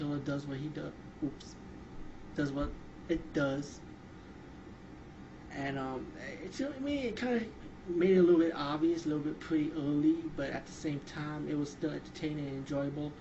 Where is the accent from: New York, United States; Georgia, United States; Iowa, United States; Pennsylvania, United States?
New York, United States; New York City; a New Yorker